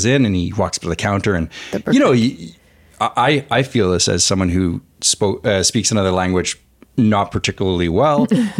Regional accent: Quebec, Canada; accent: Canadian; moved away as an adult; also born or lived in California; now in Los Angeles, United States; coming from a Francophone province. Mm-hmm. I grew up in Quebec.

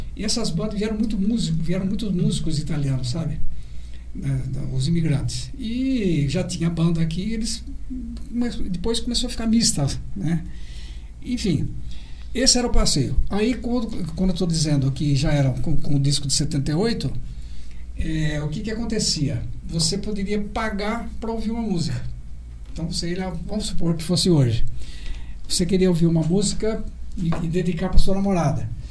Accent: Bariri, São Paulo, Brazil; born or raised there

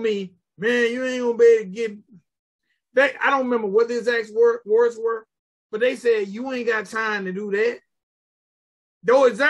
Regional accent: Griffin, Georgia, United States; in my hometown, in Griffin, Georgia

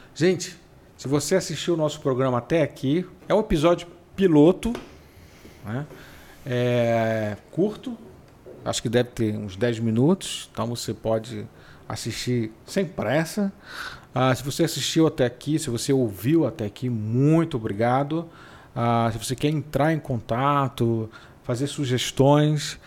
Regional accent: Pará, Brazil; Mas eu sou paraense. Sim, eu sou paraense. Talvez pela maneira de falar um pouco diferente.

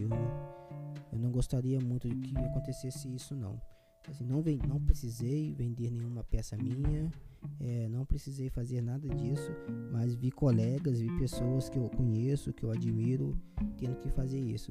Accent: interior of Rio de Janeiro, Brazil; eu sou do interior do Rio

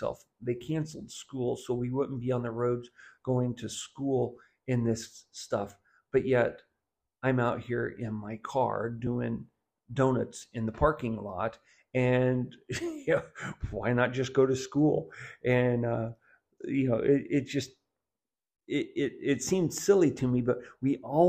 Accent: Southwest Missouri, United States; growing up in Southwest Missouri

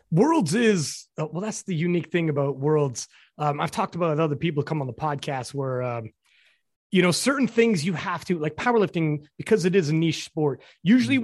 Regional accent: Canada; I'm Canadian

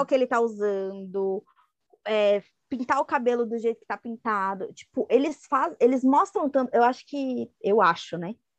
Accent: Brazil; Nós brasileiros noveleiros

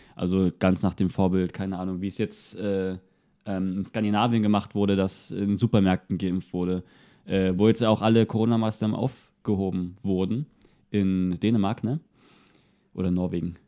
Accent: Görlitz, Saxony, Germany; hier bei mir in meiner Heimatstadt in Görlitz

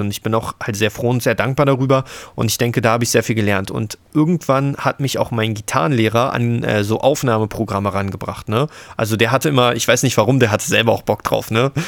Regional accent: Frankfurt, Brandenburg, Germany; bin zurück in meine Heimatstadt gezogen, Frankfurt-Oder

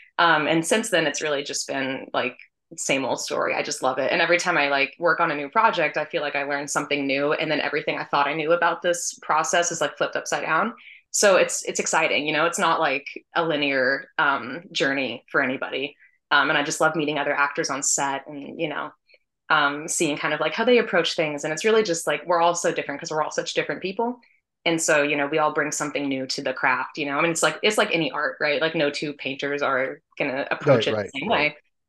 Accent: Washington, United States; moved away as an adult; now in New York City, United States; So I grew up in Washington State, moved to New York City to study acting at NYU Tisch.

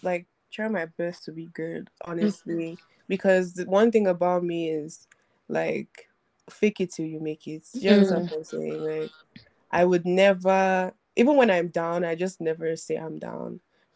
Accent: Nigeria; I'm Nigerian.

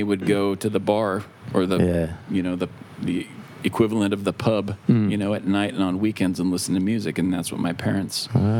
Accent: Corvallis, Oregon, United States; also born or lived in Los Angeles; now in Bali, Indonesia; I was born and raised just south of Portland, about 80 miles in a little town called Corvallis.

